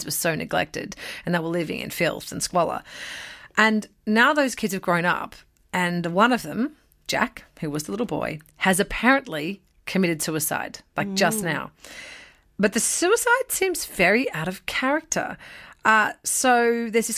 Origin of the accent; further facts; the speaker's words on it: Australia; as an Aussie